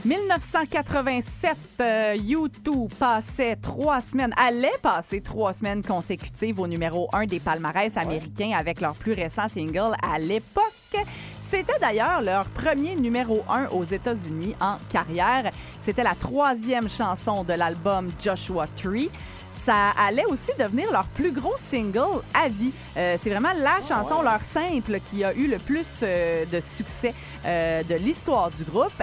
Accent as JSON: {"language": "French", "town": "Quebec City", "region": "Quebec", "country": "Canada", "said": "chez nous au Colisée de Québec"}